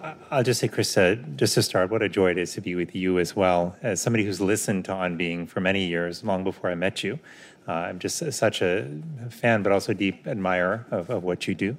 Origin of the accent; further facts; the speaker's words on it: Miami, Florida, United States; What happens is they moved to Miami. So that is where I grew up.